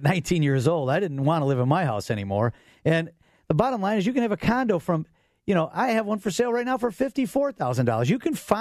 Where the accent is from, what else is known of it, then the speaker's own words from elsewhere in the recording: Orland Park, Illinois, United States; my hometown, Orland Park